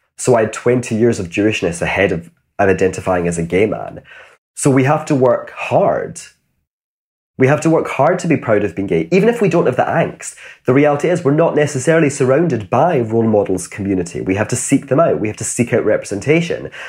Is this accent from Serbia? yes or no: no; Glasgow, Scotland, United Kingdom; I grew up in Glasgow.